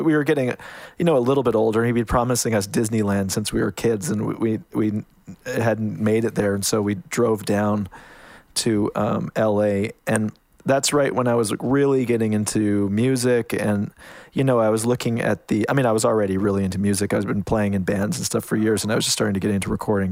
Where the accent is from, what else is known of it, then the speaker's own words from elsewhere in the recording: Canada; moved away as an adult; now in United States; I, I'm Canadian. I kind of, um, snuck down to the States